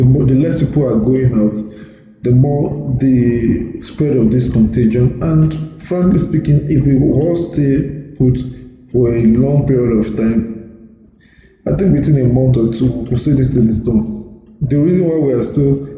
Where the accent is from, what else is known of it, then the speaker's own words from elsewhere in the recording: Nigeria; moved away; also born or lived in United Kingdom; We Nigerians